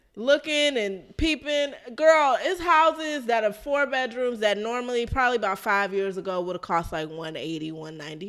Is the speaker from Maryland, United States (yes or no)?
yes; Maryland, United States; I'm from Maryland